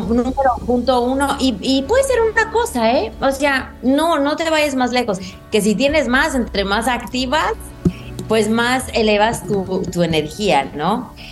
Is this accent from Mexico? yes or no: yes; Mexico; como decimos en México